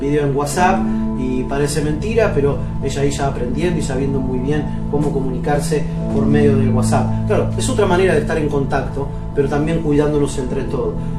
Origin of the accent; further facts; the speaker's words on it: Cipolletti, Río Negro, Argentina; Yo me crié en Chipoleti, en Río Negro, en La Chacra